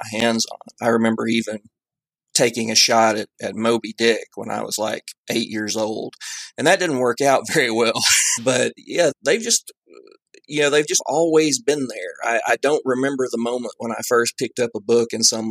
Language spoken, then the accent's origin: English; the South, United States; I come from the South